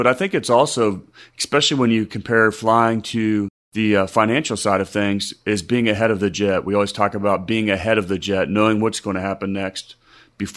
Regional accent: Midwest, United States; moved away; also born or lived in Charleston, South Carolina; I grew up in the Midwest

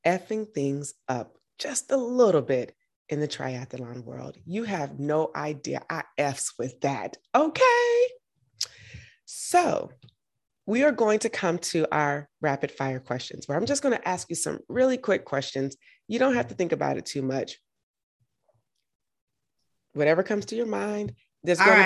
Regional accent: Georgia, United States; I'm from Georgia, so we know good ribs.

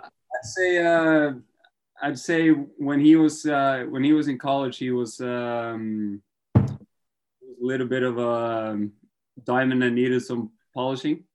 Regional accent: Trondheim, Trøndelag, Norway; moved away as an adult; also born or lived in Syracuse, United States; I wasn't really feeling staying in my hometown

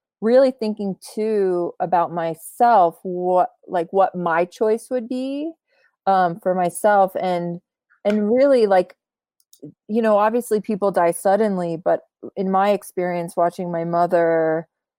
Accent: United States; also born or lived in Poland; I was born in Poland. I grew up most of my life in America

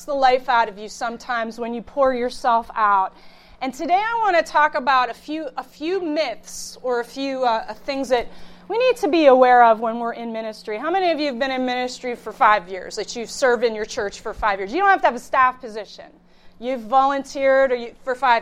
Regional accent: Youngstown, Ohio, United States; also born or lived in Pittsburgh; I hail from the Youngstown area.

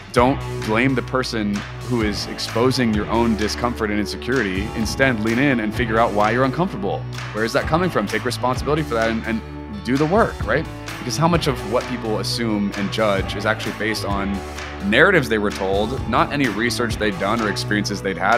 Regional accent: Portland, Oregon, United States; also born or lived in Redding, California; now in Nashville, United States; I am from Portland, Oregon, but I currently live in Nashville, Tennessee.

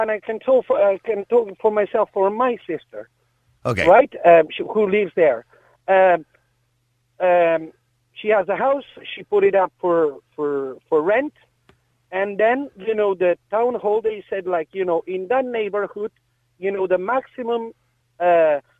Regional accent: Catalonia, Spain; now in Ireland; because I'm originally from Catalonia.

